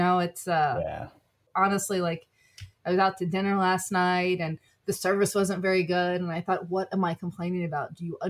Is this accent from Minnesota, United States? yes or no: no; Washington, District of Columbia, United States; also born or lived in New York City area; if you grew up in D.C.